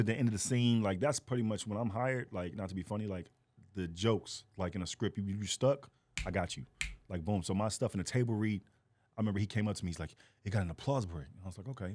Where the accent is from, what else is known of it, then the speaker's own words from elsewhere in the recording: Fort Worth, Texas, United States; moved away; I am from Fort Worth, Texas